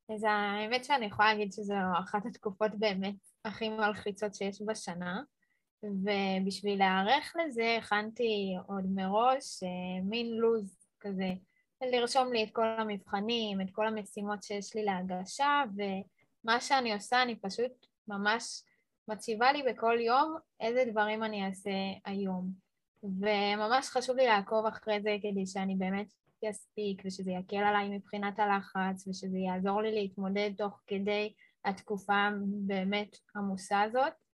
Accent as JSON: {"language": "Hebrew", "town": "Petah Tikva", "region": "Central District", "country": "Israel", "said": "אני מפתח תקווה"}